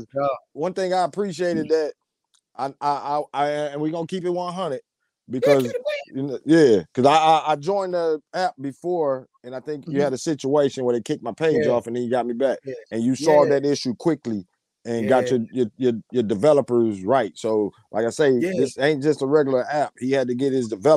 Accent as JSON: {"language": "English", "town": "Saginaw", "region": "Michigan", "country": "United States", "tie": "born or raised there", "moved": "yes", "lives_now": "Arkansas, United States", "said": "And all I knew for 30-some years is Saginaw. And Saginaw, the streets and everything raised me"}